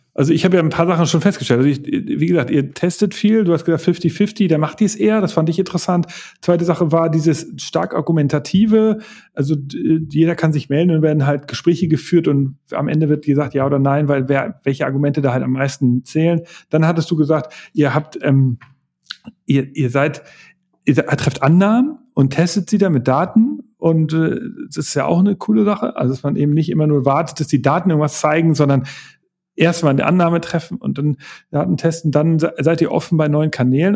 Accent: Hamburg, Germany; ich bin Hamburger

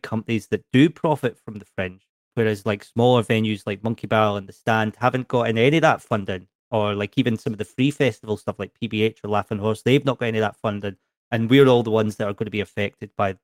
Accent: Edinburgh, Scotland, United Kingdom; I'm from Edinburgh.

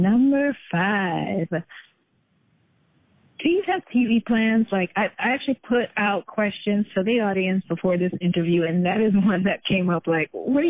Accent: Jamaica; Because you're Nigerian, I'm Jamaican. We come from backgrounds where normal, traditional jobs is what's expected.

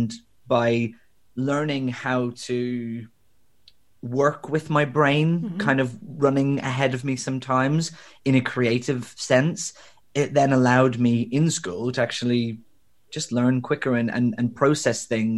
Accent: Belfast, Northern Ireland, United Kingdom; I grew up in Northern Ireland. I'm originally from Belfast, although my accent has long since diluted.

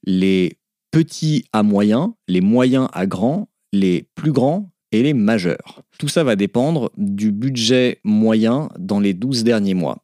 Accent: Alsace, Grand Est, France; Je suis alsacien.

